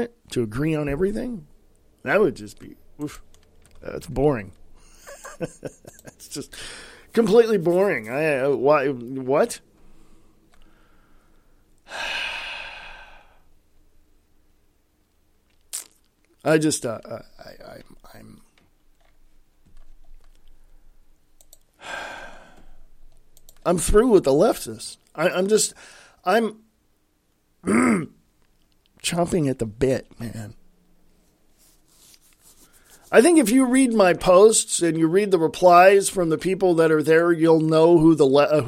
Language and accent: English; United States; I'm an American.